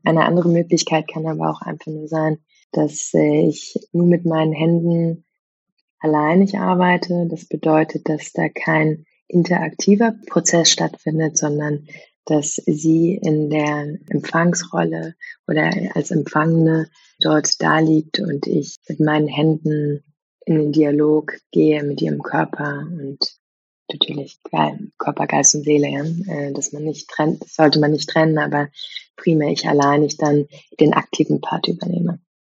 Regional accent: Germany; also born or lived in Vienna; einem kulturellen Umfeld, wo ich groß geworden bin, hier in Deutschland

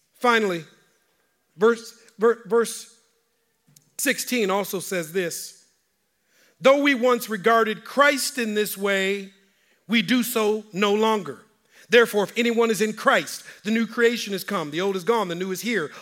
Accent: Minneapolis, Minnesota, United States; I'm from Minneapolis. I graduated from North High School

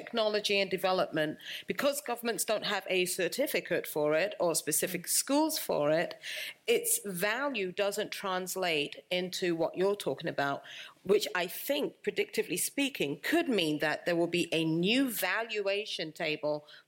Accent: London, United Kingdom; moved away; also born or lived in United States / Cameroon; I was born in London, lived in the United States with my husband. My parents are Cameroonian. I spent 4 years there during my childhood

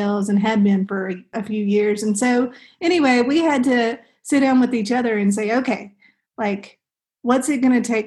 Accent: the South, United States; we're from the South

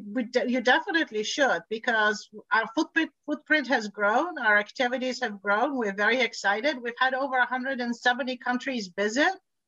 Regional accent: Bulgaria; I'm Eastern European. I come from Bulgaria originally.

